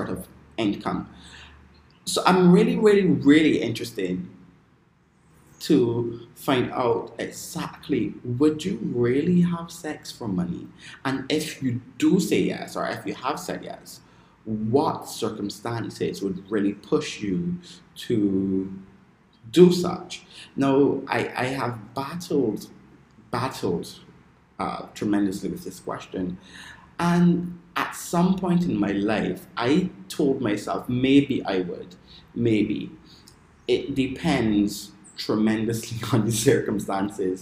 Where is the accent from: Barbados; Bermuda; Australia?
Barbados; I am from the island of Barbados